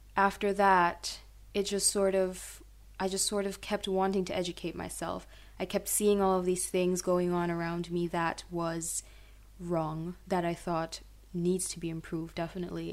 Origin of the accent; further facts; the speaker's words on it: Curaçao; moved away as an adult; now in Groningen, Netherlands; I grew up in Curacao